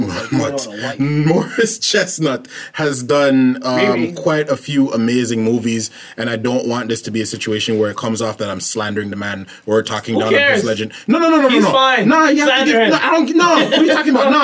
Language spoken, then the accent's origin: English; Jamaica; now in Canada; I'm Jamaican. I'm actually an immigrant.